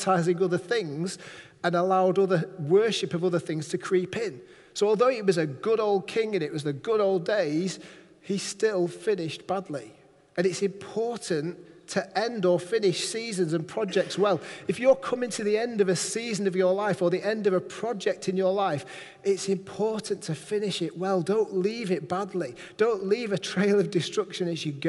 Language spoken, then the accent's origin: English; Manchester, North West England, United Kingdom; now in Barrow-in-Furness, United Kingdom; I'm from Manchester